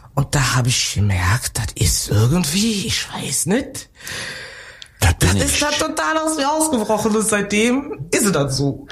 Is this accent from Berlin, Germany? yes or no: no; North Rhine-Westphalia, Germany; also born or lived in Cameroon / Bonn; now in Cologne, Germany; ich bin geboren in Kamerun, bin groß geworden im Rheinland